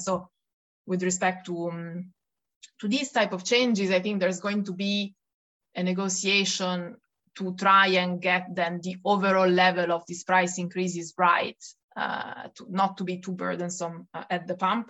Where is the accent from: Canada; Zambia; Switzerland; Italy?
Italy; accent: Italian; English is a second language; moved away as an adult; also born or lived in Paris, France; now in Brussels, Belgium; as you can hear from my accent, uh, I'm Italian, uh, but I've now left Italy